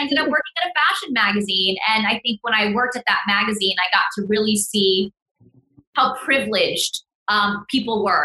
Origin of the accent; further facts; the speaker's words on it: Fort Worth, Texas, United States; first language Spanish; English is a second language; moved away as an adult; also born or lived in New York; I grew up in a very Mexican part of Fort Worth, Texas on the north side